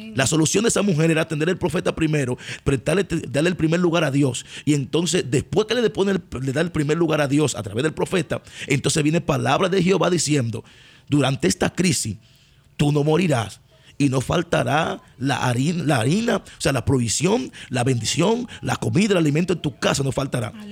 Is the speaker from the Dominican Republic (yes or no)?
yes; Dominican Republic; tú regresas a Dominicana, pero tú regresas a tu casa